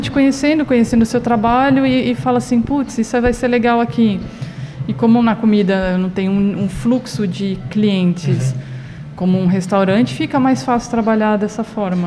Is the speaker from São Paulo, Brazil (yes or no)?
yes; São Paulo, Brazil; moved away; Eu sou de São Paulo